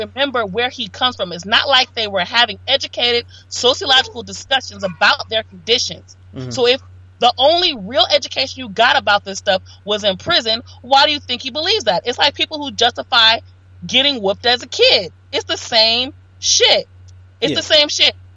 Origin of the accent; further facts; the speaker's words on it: Los Angeles, California, United States; I grew up around gangs. I'm from South Central LA.